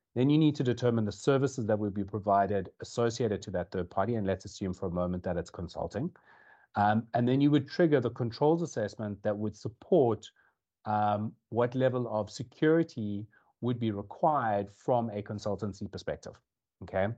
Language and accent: English; South Africa; moved away as an adult; now in Dublin, Ireland; as you can tell, or potentially tell from the accent, I'm from South Africa. I moved over to Ireland uh, about two years